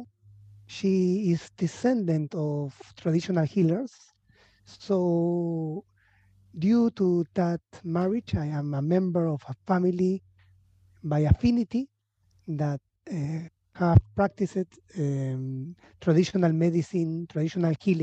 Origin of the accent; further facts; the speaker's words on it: Lima, Peru; also born or lived in Montreal, Canada / Buenos Aires, Argentina; I was born in Lima. I am half Argentinian, half Peruvian.